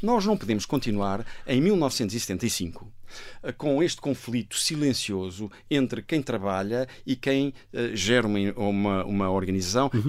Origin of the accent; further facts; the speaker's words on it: Portugal; also born or lived in Glasgow, United Kingdom; nós portugueses